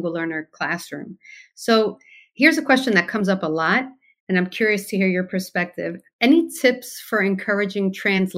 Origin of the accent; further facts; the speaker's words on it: United States; also born or lived in Cuba (family); I'm born American, but my family's from Cuba, but raised Cuban, yeah. You know, in America, but raised as a Cuban.